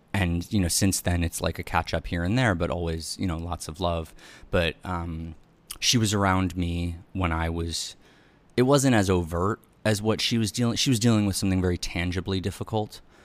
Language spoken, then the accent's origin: English; New York City, New York, United States; also born or lived in Upper East Side, Manhattan; I was born on Irving Place and then moved uptown